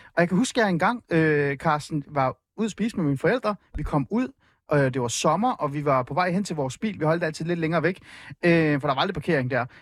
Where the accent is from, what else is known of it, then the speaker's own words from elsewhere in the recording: Hornbæk, Capital Region of Denmark, Denmark; also born or lived in Iran; Jeg er vokset op i Nordsjælland, øh, øh, et sted, der hedder hornbæk olskov området primært Olskov